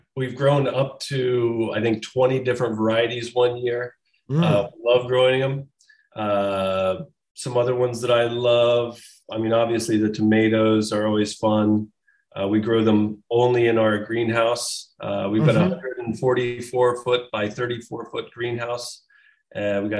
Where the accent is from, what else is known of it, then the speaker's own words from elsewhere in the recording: St. Paris, Ohio, United States; now in New York, United States; I was raised in Champaign County.